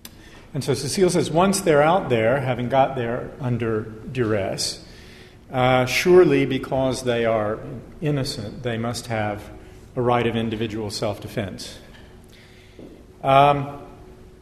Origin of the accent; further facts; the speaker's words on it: United States; I'm American